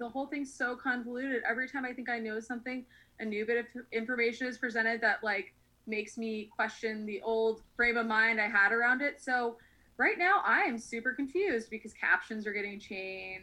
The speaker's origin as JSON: {"language": "English", "region": "New York", "country": "United States", "moved": "yes", "lives_now": "Los Angeles, United States", "said": "I'm from New York."}